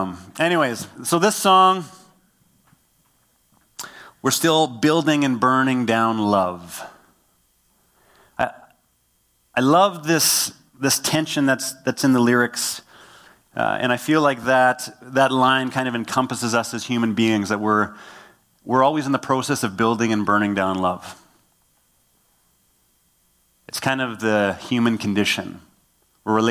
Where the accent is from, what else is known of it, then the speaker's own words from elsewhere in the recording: Killarney, Manitoba, Canada; I grew up in a town called Killarney. I grew up on Broadway Avenue